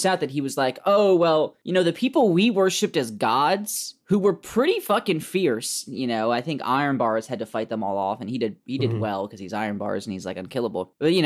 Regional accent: East Coast, United States; I'm from the East Coast

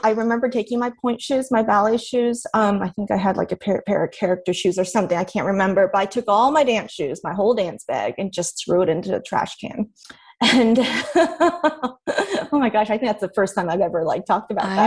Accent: Irvine, California, United States; I grew up in Irvine, California

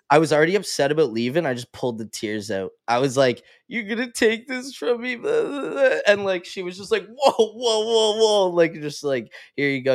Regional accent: Canada; as a Canadian, like, I'm a very proud Canadian

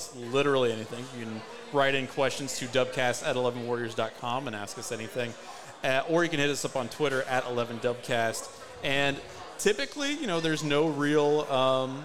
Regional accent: Southwestern Ohio, United States; I'm from Southwestern Ohio

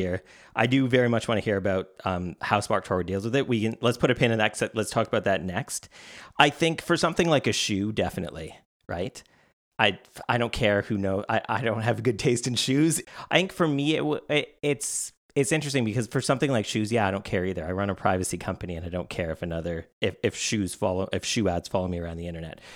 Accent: Canada; being Canadian my whole, I've lived in Canada my whole life

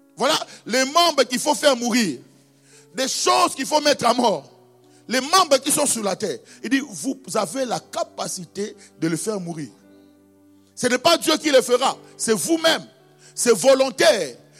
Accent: Kisangani, Tshopo, DR Congo; Chez nous, à Kisangani

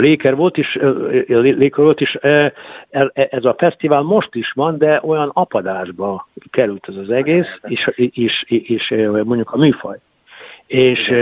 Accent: Mukachevo, Zakarpattia Oblast, Ukraine; moved away as an adult; now in Hungary; én munkácshoz születtem ezerkilencszáznegyvenhatban

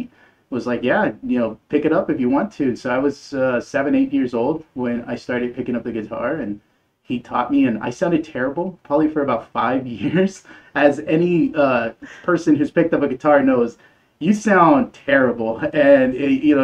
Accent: San Antonio, Texas, United States; also born or lived in Mexico City, Mexico; we were raised in San Antonio, so I consider myself a San Antonian. I grew up in the north central side of town

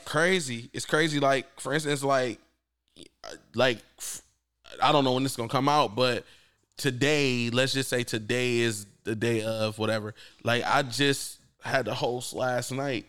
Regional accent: Akron, Ohio, United States; I'm from Akron.

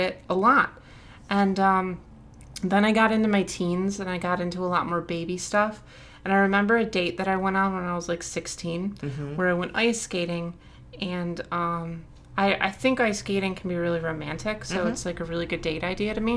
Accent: Michigan, United States; I'm from Michigan

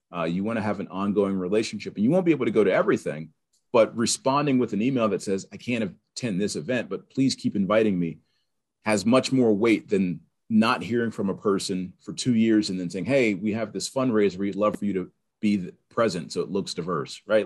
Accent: Pittsburgh, Pennsylvania, United States; also born or lived in North Carolina; I'm from Pittsburgh. I grew up here

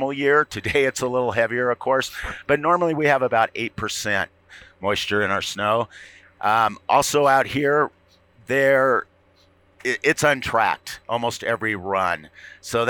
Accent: San Diego, California, United States; I grew up in San Diego, California

